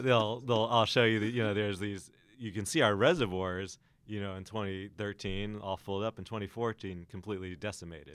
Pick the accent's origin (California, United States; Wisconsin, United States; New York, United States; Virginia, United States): California, United States; Los Angeles; also born or lived in Alaska; I'm from Los Angeles originally, spent some time in Alaska. And so growing up in L A, we have a lot of droughts